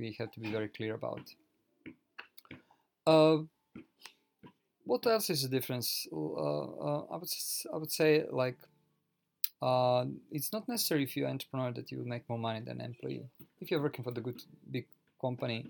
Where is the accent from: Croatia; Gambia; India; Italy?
Croatia; now in Japan; I live currently in Japan originally. I'm from Europe, from Croatia